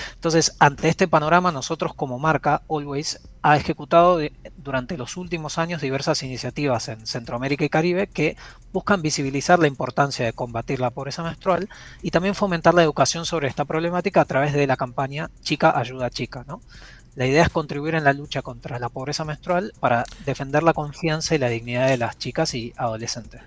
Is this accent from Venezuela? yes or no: no; Buenos Aires, Argentina; now in Panama; yo soy de Buenos Aires, eh, pero vivo en Panamá